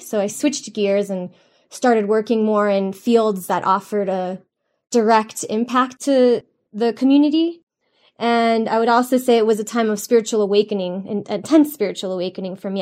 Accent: Miami, Florida, United States; moved away; I grew up in South Florida in Miami

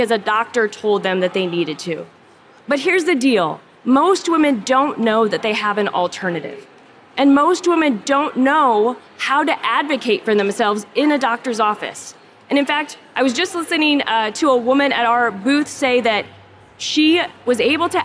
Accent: Omaha, Nebraska, United States; I am from Omaha, Nebraska.

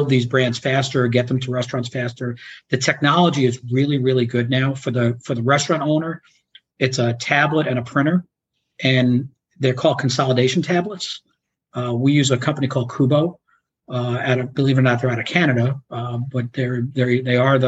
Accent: New York, United States; also born or lived in Chicago; now in Florida, United States; I grew up in New York, so I'm more of a New York style pizza guy

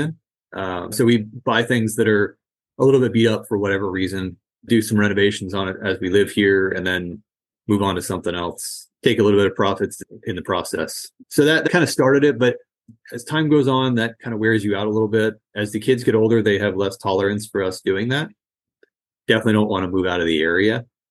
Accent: outside of Boston, Massachusetts, United States; now in Bay Area, California, United States; I grew up outside of Boston

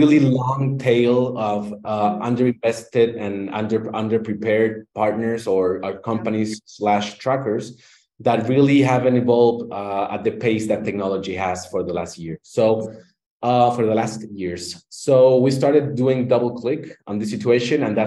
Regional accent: Chile; I'm from Chile, Latin America.

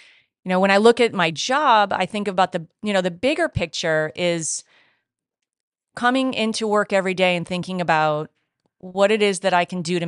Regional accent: New England, United States; I'm from Southern New England, so that's how I have to go that way.

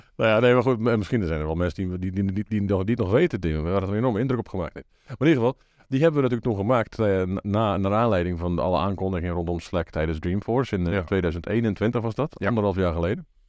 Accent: Zeeland, Netherlands; moved away; Ik kom natuurlijk uit Zeeland van origine

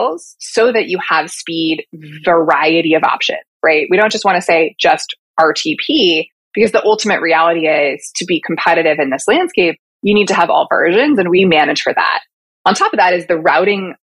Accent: Portland, Oregon, United States; moved away as an adult; also born or lived in Los Angeles, California / suburbs of New York City; now in New York, United States; I am born and raised in Portland, Oregon

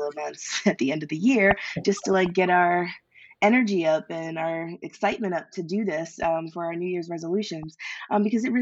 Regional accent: Philadelphia, Pennsylvania, United States; I'm from Philly

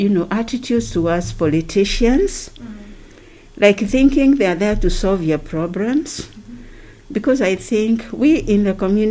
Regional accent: Kenya; now in Ghana

